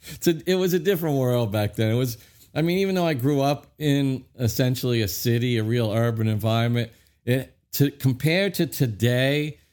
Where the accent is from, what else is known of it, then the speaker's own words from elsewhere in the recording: New York City, New York, United States; growing up in Brooklyn